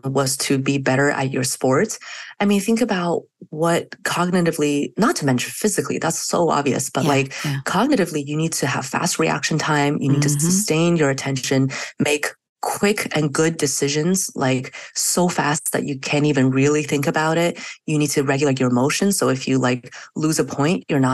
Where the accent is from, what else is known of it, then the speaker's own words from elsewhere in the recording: China; moved away; I grew up in China where we walked home from school to nap and then we walked back to school for afternoon classes.